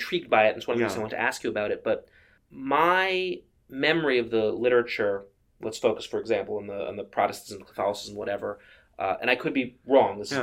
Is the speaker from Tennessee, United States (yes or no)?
no; Massachusetts, United States; My home state